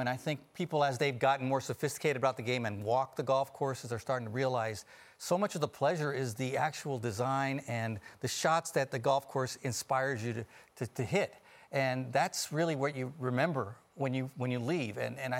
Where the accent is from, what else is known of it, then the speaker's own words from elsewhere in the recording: San Francisco, California, United States; growing up in San Francisco